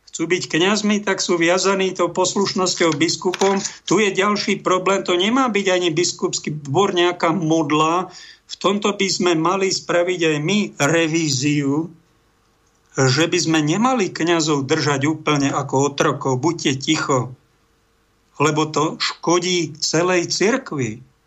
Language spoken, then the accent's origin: Slovak; Prievidza, Trenčín Region, Slovakia; v Prievidzi, v mojom rodnom meste